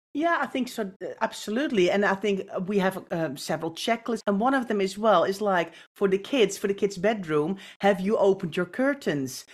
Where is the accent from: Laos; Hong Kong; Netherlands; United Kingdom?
Netherlands; I, I grew up in the Netherlands